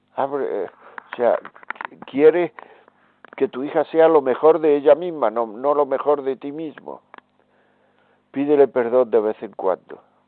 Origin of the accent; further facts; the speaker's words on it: Granada, Andalusia, Spain; Granada, que es mi tierra